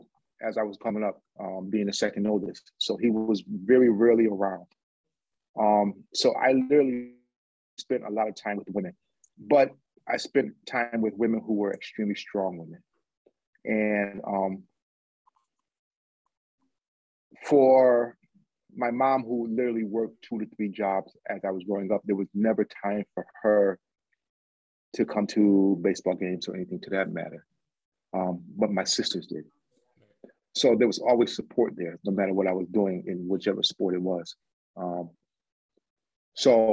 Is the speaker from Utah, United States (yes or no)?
no; Connecticut, United States; I'm from Connecticut